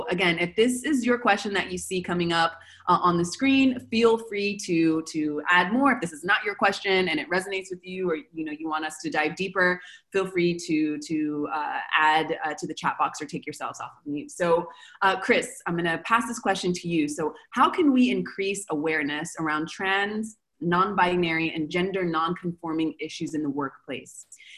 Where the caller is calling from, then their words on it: Argentina; So I'm calling from Argentina.